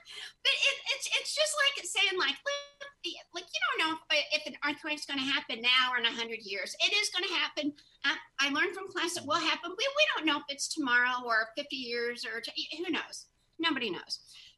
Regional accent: Indiana, United States; I'm from Indiana. That's what we say.

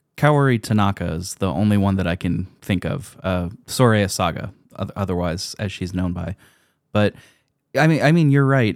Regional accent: United States; my perspective as an American

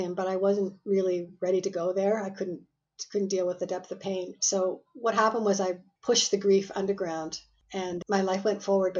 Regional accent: Canada; born there; And I live in Canada. I'm Canadian by birth, but I've lived in four continents and 16 cities around the world so far in my life.

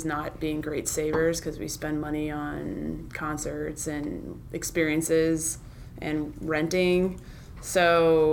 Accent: St. Louis, Missouri, United States; moved away as an adult; also born or lived in Southeast US / Texas; now in Orange County, United States; St. Louis, Missouri, which is where I'm from

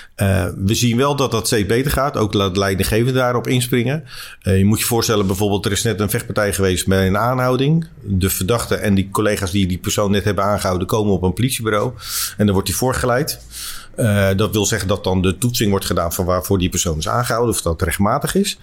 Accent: Leiden, South Holland, Netherlands; ik ben geboren in Leiden.

